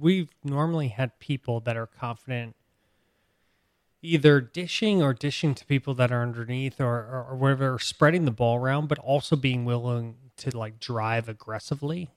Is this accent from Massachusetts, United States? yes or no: yes; Boston, Massachusetts, United States; I was born in Boston